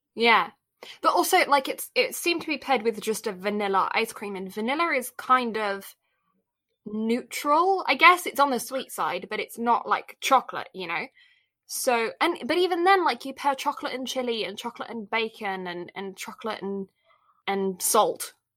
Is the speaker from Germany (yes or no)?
no; Canada; me being Canadian